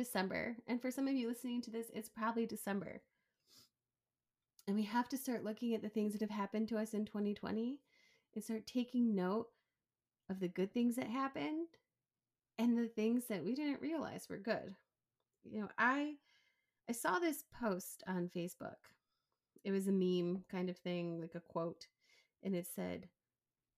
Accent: right outside of Chicago, Illinois, United States; moved away as an adult; also born or lived in Cleveland, Ohio / Oregon; we grew up right outside of Chicago

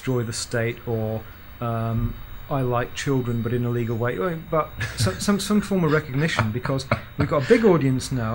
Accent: Manchester, North West England, United Kingdom; despite being a Mancunian

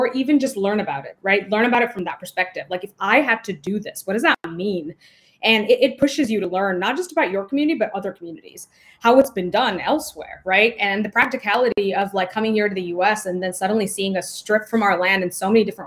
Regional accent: India; moved away; I was born in the global South. So I was born in India

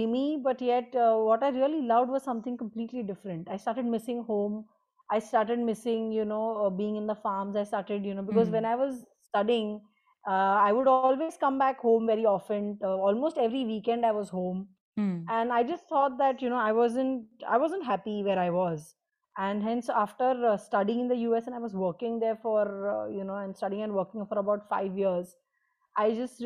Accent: Bordi, Maharashtra, India; So my hometown is Borodi. It is a coastal town, the northernmost tip of Maharashtra adjoining Gujarat.

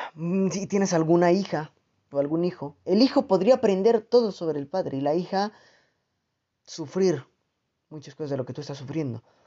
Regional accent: Mexico; en mi país, aquí en México, o al menos en mi región

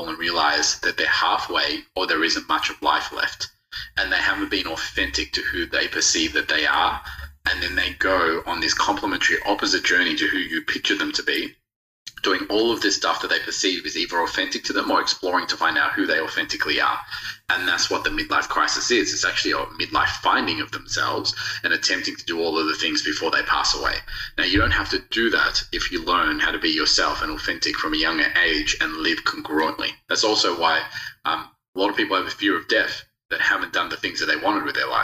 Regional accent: Australia; also born or lived in Rodrigues, Mauritius; I've grown up in Australia

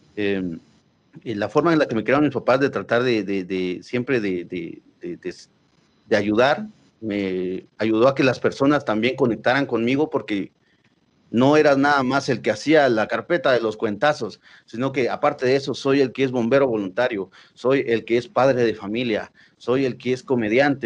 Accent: Quetzaltenango, Guatemala; now in Guatemala City, Guatemala; como nosotros somos de Shela

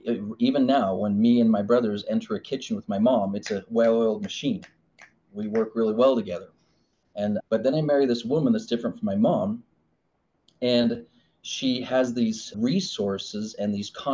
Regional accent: Arizona, United States; It's like I grew up in Arizona and I have this clay making machine

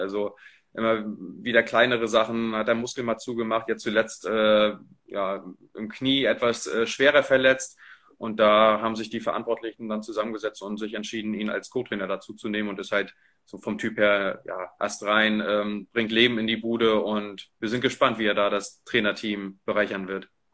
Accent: Rostock, Mecklenburg-Vorpommern, Germany; als, als Rostocker Jung

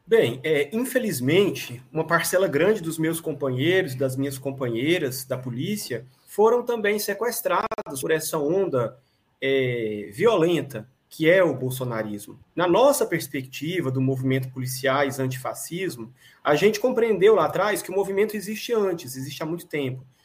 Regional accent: Brazil; Nós, enquanto brasileiros e brasileiras

